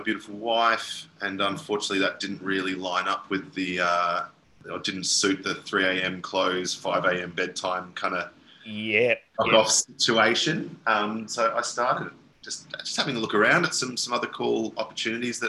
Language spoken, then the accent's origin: English; Yarra Valley, Victoria, Australia; growing up in the Yarra Valley, you pretty much get a job at a winery as soon as humanly possible